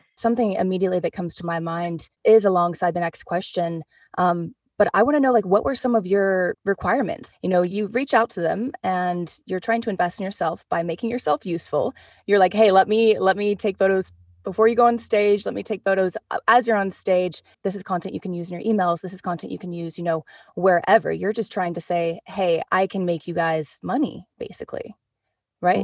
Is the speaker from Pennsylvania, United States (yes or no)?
no; Oklahoma City, Oklahoma, United States; we're both from Oklahoma City